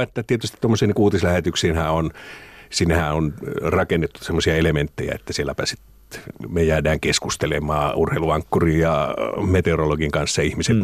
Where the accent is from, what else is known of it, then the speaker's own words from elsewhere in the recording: Finland; now in Helsinki, Finland; mä oon maalta kotoisin